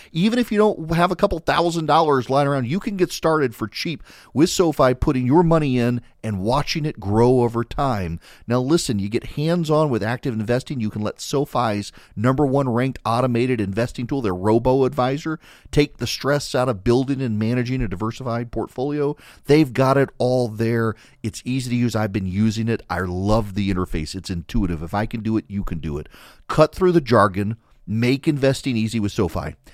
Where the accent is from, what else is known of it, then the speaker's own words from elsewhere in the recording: South Louisiana, United States; We're both from South Louisiana